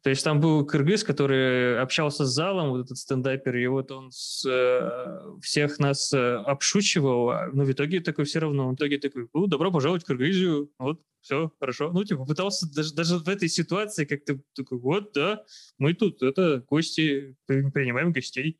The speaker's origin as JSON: {"language": "Russian", "town": "Arkhangelsk", "region": "Arkhangelsk Oblast", "country": "Russia", "tie": "born or raised there", "also_born_or_lived": "Saint Petersburg", "moved": "as an adult", "lives_now": "Kyrgyzstan", "said": "я с севера, из Архангельска"}